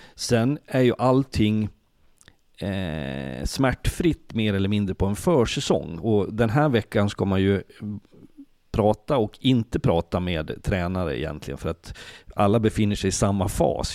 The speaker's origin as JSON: {"language": "Swedish", "town": "Leksand", "region": "Dalarna County", "country": "Sweden", "tie": "born or raised there", "said": "Jag är född och uppvuxen i Leksand"}